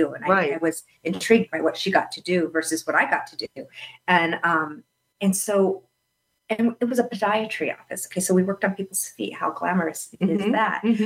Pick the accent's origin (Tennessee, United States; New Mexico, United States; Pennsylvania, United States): New Mexico, United States; Albuquerque; now in Phoenix, United States; growing up in New Mexico, I mean, New Mexico has, it's beautiful, but it does have its limitations. I went to private school for most of my life in Albuquerque